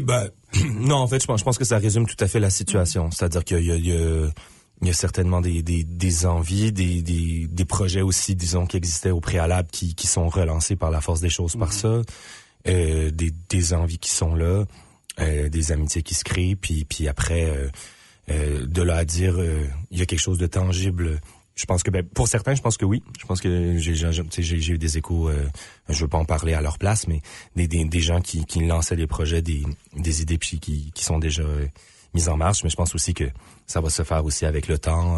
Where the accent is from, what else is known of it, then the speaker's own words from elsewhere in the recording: Moncton, New Brunswick, Canada; je suis originaire de Moncton au Nouveau-Brunswick